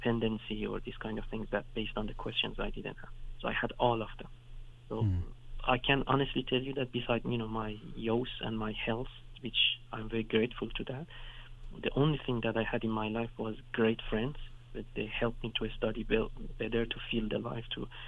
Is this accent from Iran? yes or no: yes; Iran; English is a second language; now in Western Europe; when you're growing up in Iran, sometimes you go to villages